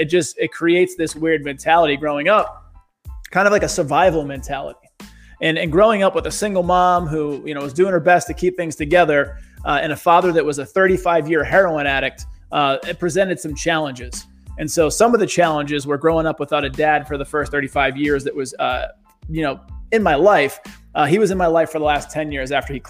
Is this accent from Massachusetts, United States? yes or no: yes; Boston, Massachusetts, United States; growing up in the town of East Boston